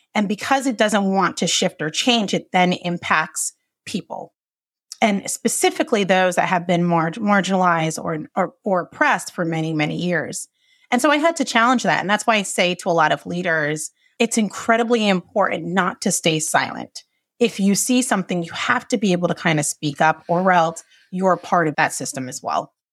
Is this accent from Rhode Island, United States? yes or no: yes; Johnston, Rhode Island, United States; I grew up in Johnston, Rhode Island